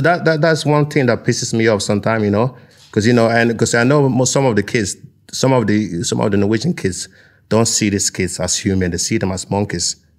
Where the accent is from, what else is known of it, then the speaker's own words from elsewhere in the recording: Nigeria; now in Norway; I'm from a tropical place, you know, I'm from Nigeria